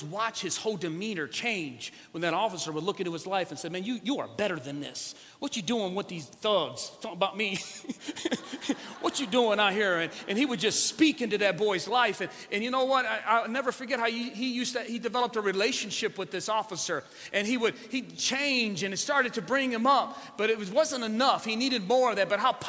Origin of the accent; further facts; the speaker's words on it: Ecorse, Michigan, United States; I'm from Southwest or from Ecorse